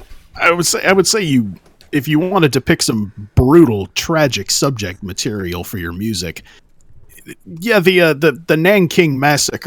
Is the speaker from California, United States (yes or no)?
yes; California, United States; And everyone knows I'm from California.